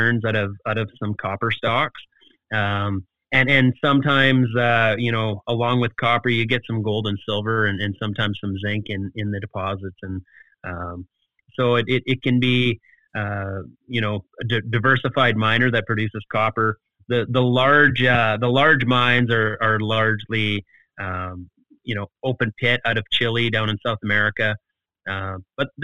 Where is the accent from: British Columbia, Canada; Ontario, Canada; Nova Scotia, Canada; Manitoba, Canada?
Manitoba, Canada; Snow Lake; I always am a champion for my hometown